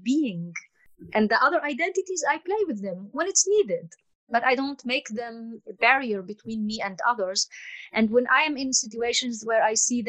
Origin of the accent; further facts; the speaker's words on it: Palestine; now in Portugal; As I come from the Fertile Crescent, you call it the Middle East, I call it the Fertile Crescent